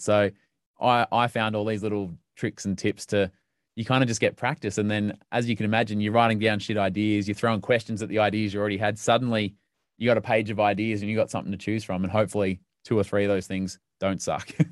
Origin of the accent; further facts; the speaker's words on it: Melbourne, Victoria, Australia; where I grew up in Melbourne